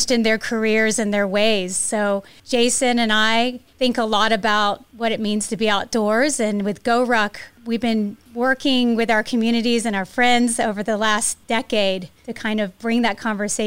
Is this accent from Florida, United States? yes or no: yes; Jacksonville, Florida, United States; also born or lived in West Africa; I grew up in Jacksonville.